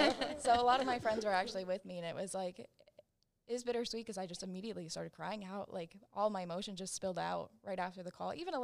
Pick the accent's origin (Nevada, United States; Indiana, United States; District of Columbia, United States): Nevada, United States; Las Vegas; I'm from Las Vegas, Nevada.